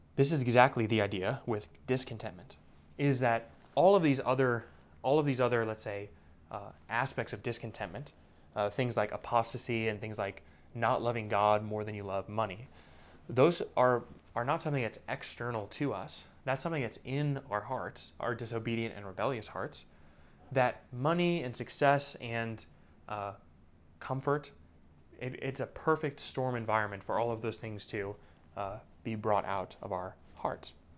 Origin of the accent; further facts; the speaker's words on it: United States; now in Indianapolis, United States; American Christians